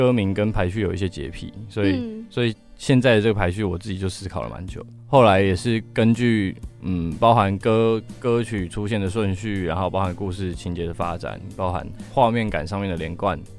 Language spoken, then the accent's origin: Chinese; Taichung, Taiwan; moved away as an adult; now in Taipei, Taiwan; 因为我们都是台中人，就是我们台中乐团。然后我们是刚上台北的时候，其实超级迷茫的